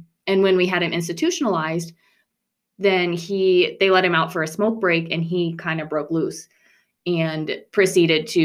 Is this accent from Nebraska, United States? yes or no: yes; rural Nebraska, United States; podunk rural Nebraska